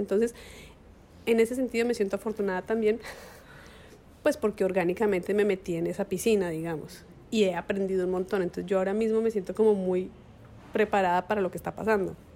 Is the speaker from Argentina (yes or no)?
no; Colombia; como colombianos